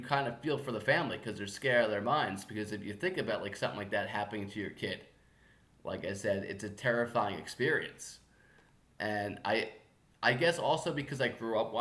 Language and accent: English; Long Island, New York, United States; I grew up on Long Island